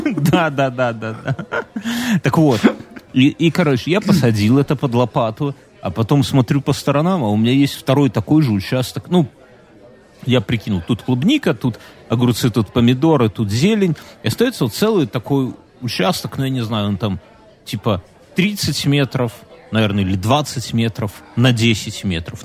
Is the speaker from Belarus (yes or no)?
yes; Belarus; я же белорус